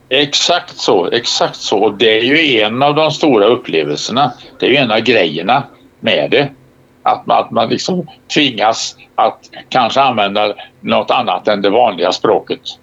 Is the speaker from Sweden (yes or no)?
yes; Sweden; som svensk scout